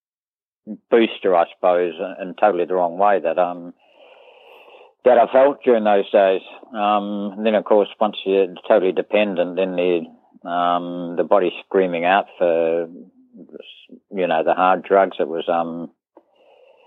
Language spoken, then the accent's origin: English; Christchurch, Canterbury, New Zealand; also born or lived in Harborough / Whangarei; born and bred Christchurch, lived in Harborough from about 4 till about 10, lived in Whangarei from about 10 till about 15, 16, then moved back to Christchurch